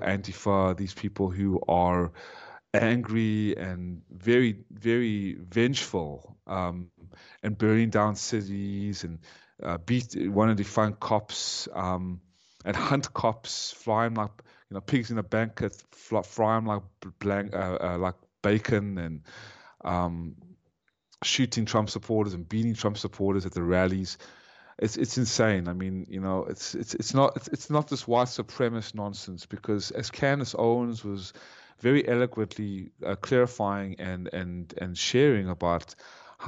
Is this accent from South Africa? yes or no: yes; South Africa; also born or lived in Ukraine; now in United States; I was born in South Africa